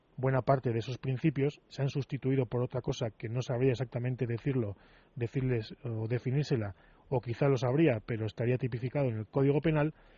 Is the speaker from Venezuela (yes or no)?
no; Spain; como españoles